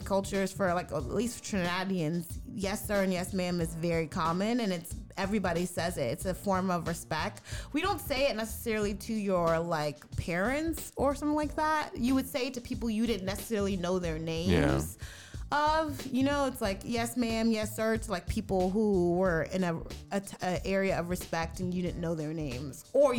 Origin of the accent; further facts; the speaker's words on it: the South, United States; we're all from the South, so it's kind of a controversial topic